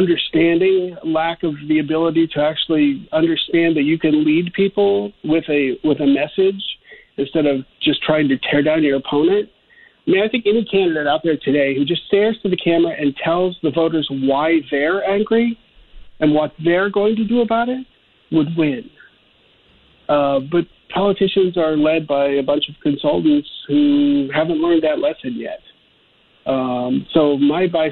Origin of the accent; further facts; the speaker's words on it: Ohio, United States; I'm from Ohio, and, you know, we were called the Rust Belt